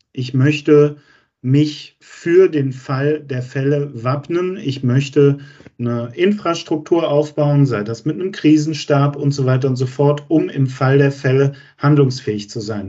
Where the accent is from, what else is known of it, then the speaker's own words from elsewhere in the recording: Germany; wir als Deutsche